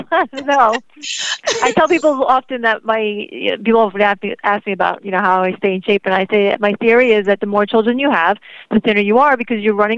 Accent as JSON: {"language": "English", "town": "New York City", "region": "New York", "country": "United States", "tie": "born or raised there", "accent": "New York", "said": "Well, I'm originally from New York. I'm a native New Yorker, and I actually was attending Syracuse University back in the day, a few years ago"}